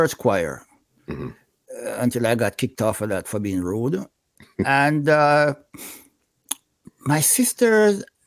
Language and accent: English; Gayle, Saint Mary, Jamaica; also born or lived in Franklin Town, Kingston; I grew up in St. Mary, Gale, St. Mary.